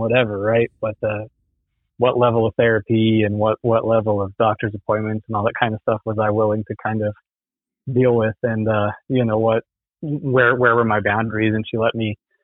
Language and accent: English; West Palm Beach, Florida, United States; I was born in West Palm Beach